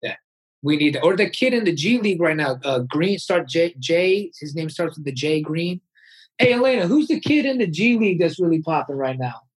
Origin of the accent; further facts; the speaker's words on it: United States; also born or lived in East Coast / Taiwan (family); now in West Coast, United States; I was born in America